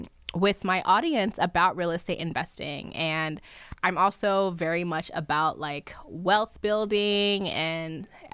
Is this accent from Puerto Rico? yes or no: no; Nigeria; I'm Nigerian. My husband's from Kenya. So we would like to at some point go back home because that's still home.